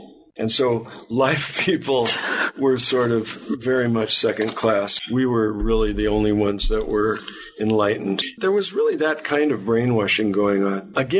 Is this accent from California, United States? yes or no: yes; Beverly Hills, California, United States; I grew up in Beverly Hills.